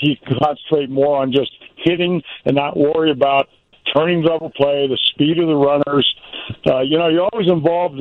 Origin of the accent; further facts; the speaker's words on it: California, United States; moved away; also born or lived in Mississippi / Chicago; I said I was born in Mississippi, raised in California, but I really lived in Chicago